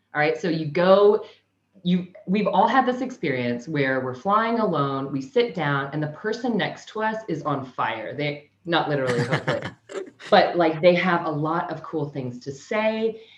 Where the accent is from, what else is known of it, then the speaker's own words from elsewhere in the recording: Kansas, United States; now in Sunshine Coast, Australia; I'm originally from Kansas, but I currently live in Sunshine Coast, Australia.